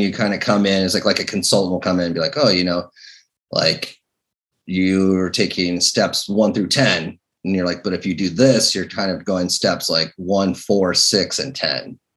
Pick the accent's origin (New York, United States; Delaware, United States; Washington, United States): Washington, United States; Seattle; I'm from Seattle